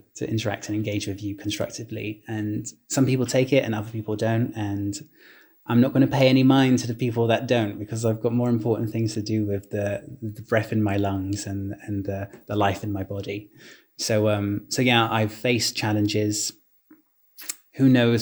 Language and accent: English; London, United Kingdom; I was born and raised in London, UK.